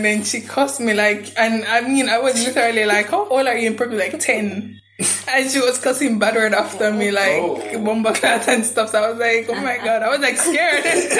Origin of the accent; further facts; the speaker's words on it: Kingston, Jamaica; I'm from Kingston.